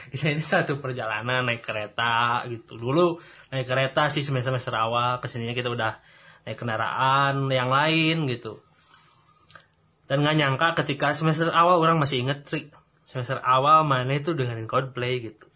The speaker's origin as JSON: {"language": "Indonesian", "town": "Rancaekek", "region": "West Java", "country": "Indonesia", "said": "saya orang Rancaikek"}